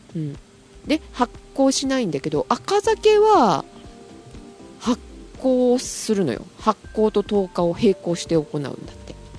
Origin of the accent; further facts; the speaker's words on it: Kyushu, Japan; moved away; 九州 出身なので